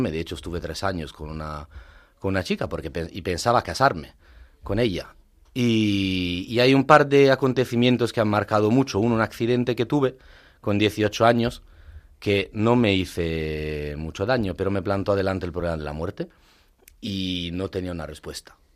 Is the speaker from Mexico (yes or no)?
no; Italy; Spanish is a second language; moved away as an adult; now in Madrid, Spain; A ver, soy … soy italiano, eh, soy presbítero.